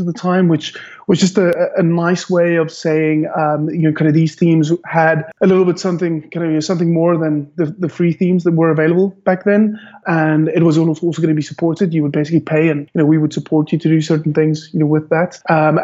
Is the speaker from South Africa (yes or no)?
yes; Cape Town, Western Cape, South Africa; I'm from born and bred Cape Town, South Africa